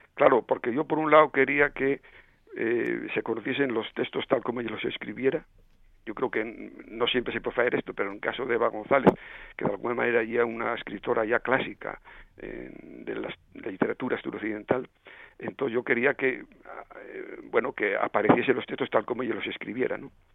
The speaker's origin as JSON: {"language": "Spanish", "region": "southwestern Asturias", "country": "Spain", "tie": "born or raised there", "accent": "Western Asturian", "moved": "yes", "said": "el cordón umbilical el remo como decimos en el suroccidente en asturiano occidental"}